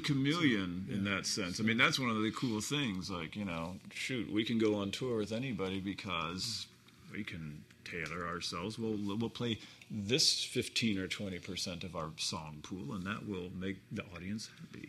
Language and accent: English; Hermosa Beach, California, United States; I grew up in Hermosa Beach and I was a boy in the 70s